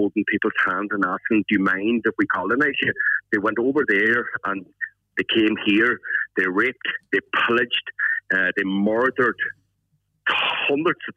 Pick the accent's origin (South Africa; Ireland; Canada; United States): Ireland; we as an Irish people